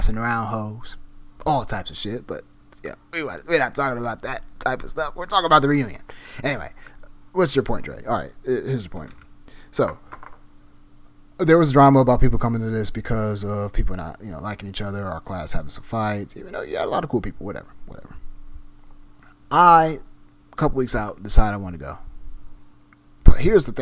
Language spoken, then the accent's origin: English; Southfield, Michigan, United States; I graduated from Southfield Lathrop High School out in Southfield, Michigan, my hometown